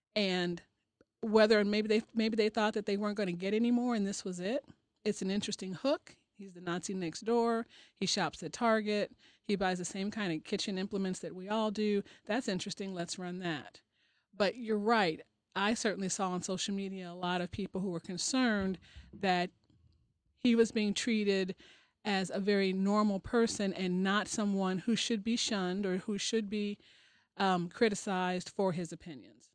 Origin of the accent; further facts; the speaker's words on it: Chicago, Illinois, United States; moved away; I'm originally from Chicago